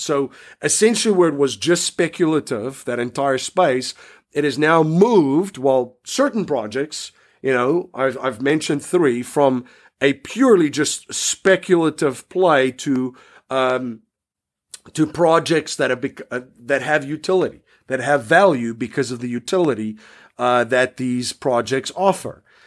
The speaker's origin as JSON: {"language": "English", "country": "South Africa", "tie": "born or raised there", "said": "growing up in South Africa"}